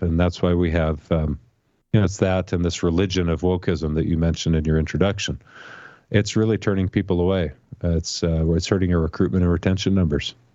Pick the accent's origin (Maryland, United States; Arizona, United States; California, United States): Arizona, United States; Tucson; moved away as an adult; I grew up in Tucson. I was born and raised there